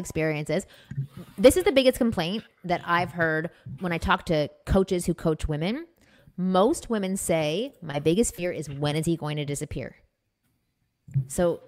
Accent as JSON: {"language": "English", "town": "Toronto", "region": "Ontario", "country": "Canada", "moved": "yes", "said": "I'm from Toronto. I grew up in a Jewish community"}